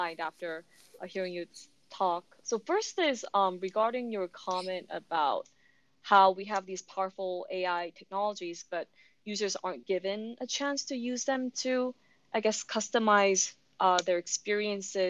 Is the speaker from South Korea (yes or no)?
yes; South Korea; moved away as an adult; Korea, my home country. I think as a Korean, well, I guess as an international student